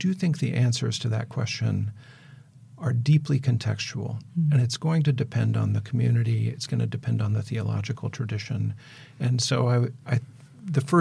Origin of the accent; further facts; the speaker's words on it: Mississippi watershed, Midwest, United States; I grew up in the Mississippi watershed